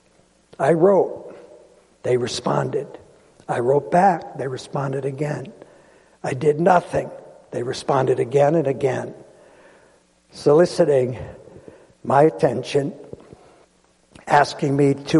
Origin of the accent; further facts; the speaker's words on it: Rochester, New York, United States; also born or lived in Adams Basin, New York / Brockport, New York; I was born in the Genesee Hospital, West Main and Genesee Street. We lived in that area. We moved to Elm Grove and subsequently out to Adams Basin. I went out to Brockport High School